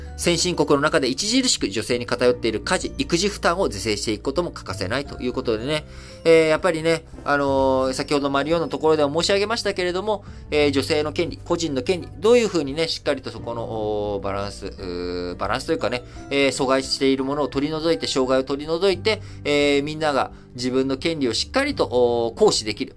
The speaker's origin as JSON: {"language": "Japanese", "country": "Japan", "tie": "born or raised there", "also_born_or_lived": "Thailand", "said": "生まれも育ちも日本で"}